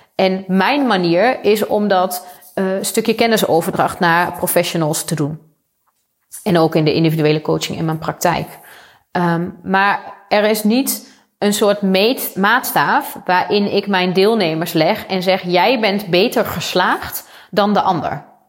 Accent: Achterhoek, Gelderland, Netherlands; ik kom zelf uit de Achterhoek. Ik ben opgegroeid op een boerderij

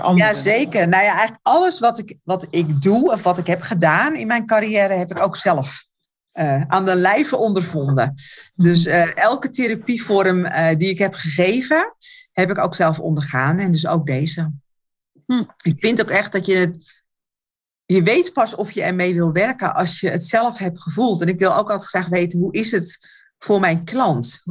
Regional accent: Alkmaar, North Holland, Netherlands; Ik kom uit Alkmaar

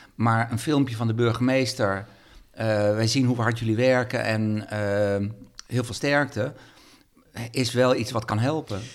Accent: Sneek, Friesland, Netherlands; now in Leeuwarden, Netherlands; ik kom uit Sneek

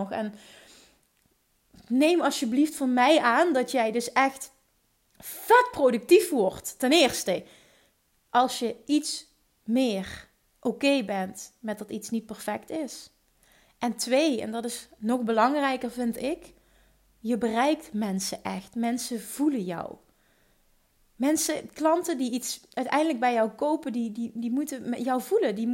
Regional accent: Limburg, Netherlands; accent: Limburgish; Volgens mij heeft niemand zich gestoord aan mijn Limburgse accent.

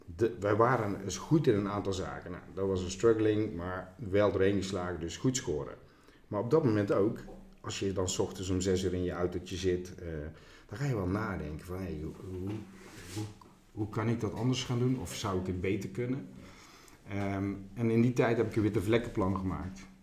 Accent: Veghel, North Brabant, Netherlands; ik ben een Brabander, ik kom uit Veghel

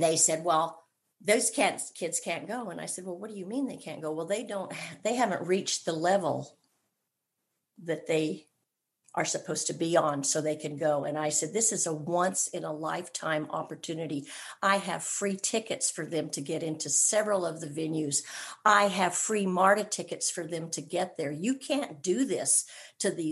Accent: California, United States; moved away as an adult; now in Georgia, United States; I was born and raised in California, and I'm a California girl all the way

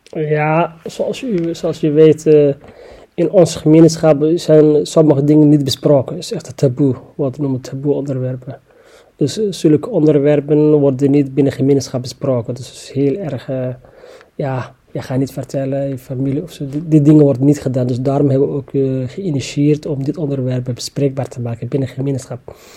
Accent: Somalia; now in The Hague, Netherlands; Ik kom oorspronkelijk uit Somalië

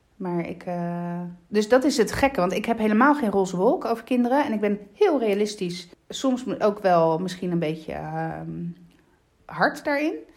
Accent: Lecce, Apulia, Italy; also born or lived in Randstad, Netherlands; now in Netherlands; de stad waar ik kom uit Lecce

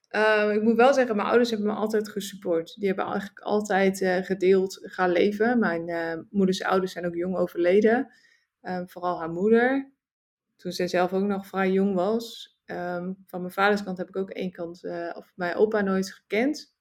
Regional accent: Netherlands; moved away as an adult; also born or lived in Suriname / Singapore; Nederland, het is natuurlijk mijn thuisland. Het is waar ik ben geboren

